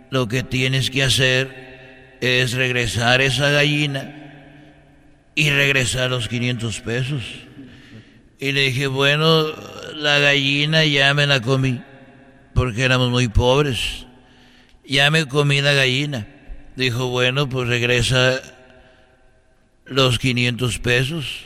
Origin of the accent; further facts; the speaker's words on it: Huentitán, Jalisco, Mexico; porque yo soy de Huentitán. mi mijo! De ahí soy yo.